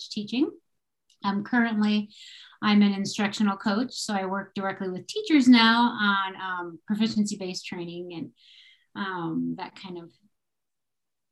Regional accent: Minnesota, United States; moved away as an adult; also born or lived in Texas / Colorado; I'm from Minnesota originally, and I moved to Texas after college because Minnesota was too cold

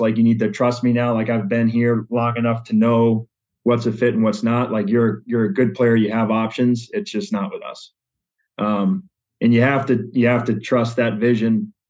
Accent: Western Massachusetts, United States; moved away as an adult; now in Granby, United States; we were Western Mass natives up until that point. So finally became a Connecticut resident

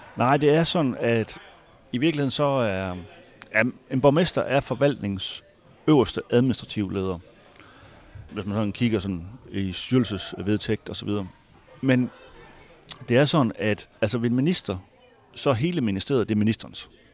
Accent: Hvide Sande, Central Denmark Region, Denmark; also born or lived in Harboøre; now in Fredericia, Denmark; helt oprindeligt så er jeg fra Harboøre, ja, og har vokset op i Hvide Sande, en lille by øh, lidt syd for Harboøre

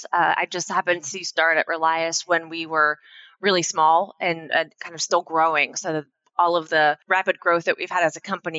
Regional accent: Pennsylvania, United States; moved away as an adult; now in North Carolina, United States; I grew up in Pennsylvania and I moved to North Carolina

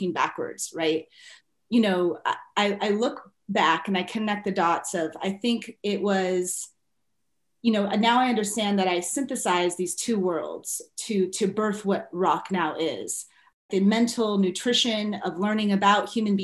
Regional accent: Inland Empire, Southern California, United States; I grew up in Southern California and right outside the Los Angeles area in the Inland Empire

